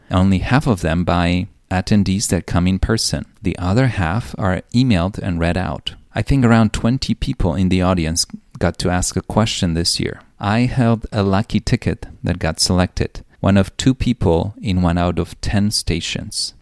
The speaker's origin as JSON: {"language": "English", "country": "Poland", "tie": "born or raised there", "said": "I was born in Cold War Poland"}